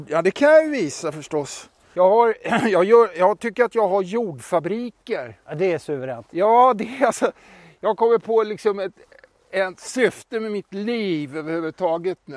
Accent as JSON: {"language": "Swedish", "region": "Dalarna County", "country": "Sweden", "moved": "yes", "said": "här är det är hemifrån. Hemifrån? från Dalarna."}